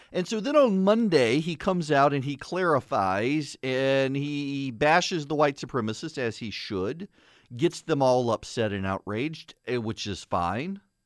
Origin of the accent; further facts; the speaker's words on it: the South, United States; being from the South